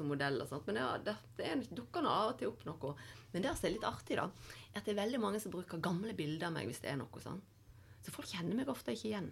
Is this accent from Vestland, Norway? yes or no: yes; Voss, Vestland, Norway; now in Oslo, Norway; men det er jo sånn hver gang jeg hadde vært hjemme på Voss og kom tilbake til Oslo igjen, jeg bodde her.